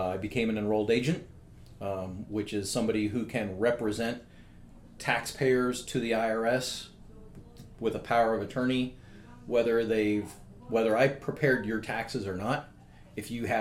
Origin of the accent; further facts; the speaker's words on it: San Jose, California, United States; I grew up right here in San Jose